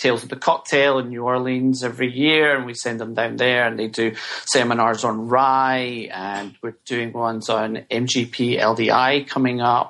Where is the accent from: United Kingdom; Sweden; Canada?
United Kingdom; Scotland; now in United States; I'm from Scotland